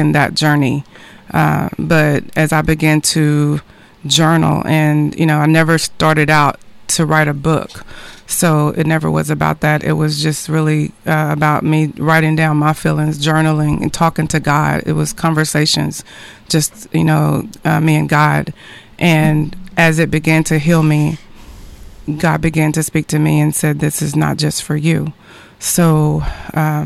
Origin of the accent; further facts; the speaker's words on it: Texarkana, United States; now in Frisco, United States; I'm from the Texarkana area. I actually live in Frisco currently, but family is here